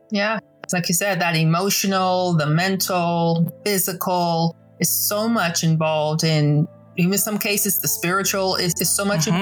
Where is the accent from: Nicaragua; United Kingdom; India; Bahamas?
Bahamas; Nassau, New Providence; now in United States; I'm originally from Nassau, Bahamas